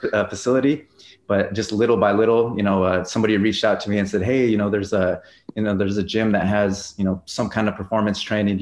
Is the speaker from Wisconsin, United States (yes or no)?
no; Albuquerque, New Mexico, United States; born and raised in Albuquerque, New Mexico